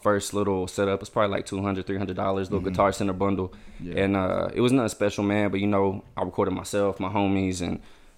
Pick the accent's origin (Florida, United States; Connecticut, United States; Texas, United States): Texas, United States; Lake Jackson; now in Angleton, United States; I'm from Lake Jackson, Texas.